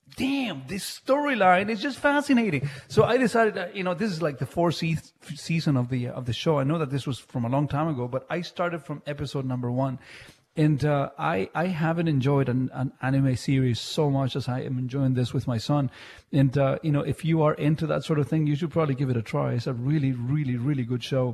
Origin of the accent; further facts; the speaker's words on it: Chile; also born or lived in Mississauga, Canada; now in Canada; growing up in Chile, and you know, in Chile in the 80s